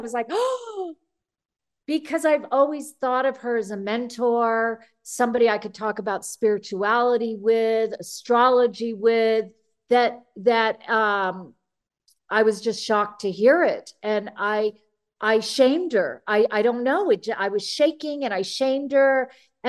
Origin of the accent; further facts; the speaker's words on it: California, United States; I grew up in the San Fernando Valley in California